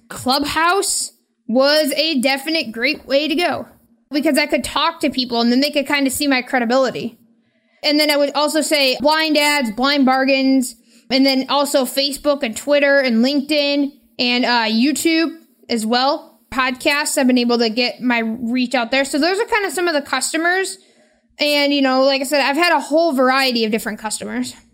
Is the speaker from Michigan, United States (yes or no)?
yes; Michigan, United States; I am from Michigan.